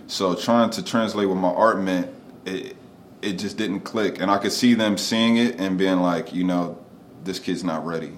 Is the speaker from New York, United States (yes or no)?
no; Wilmington, Delaware, United States; also born or lived in Philadelphia; I grew up in Wilmington